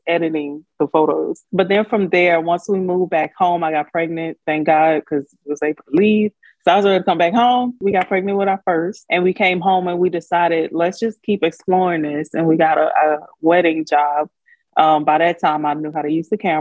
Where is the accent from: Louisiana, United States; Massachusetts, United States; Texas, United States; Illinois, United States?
Louisiana, United States; Baton Rouge; moved away as an adult; also born or lived in Houston / Korea; I'm from Baton Rouge